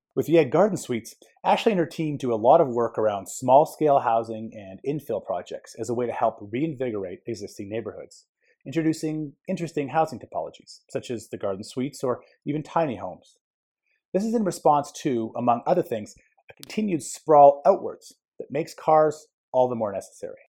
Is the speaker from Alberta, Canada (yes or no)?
yes; Edmonton, Alberta, Canada; Growing up in Edmonton